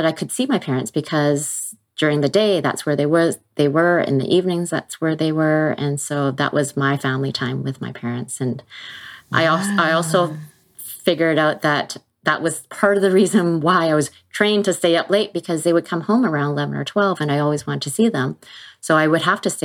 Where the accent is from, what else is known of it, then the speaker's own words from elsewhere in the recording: Vancouver, British Columbia, Canada; I grew up in Vancouver, BC